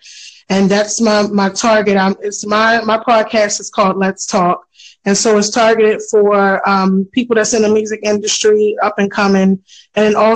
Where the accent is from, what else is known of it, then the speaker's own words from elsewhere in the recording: Baltimore, Maryland, United States; also born or lived in Philadelphia, Pennsylvania; I was born in Philadelphia, but I'm from Baltimore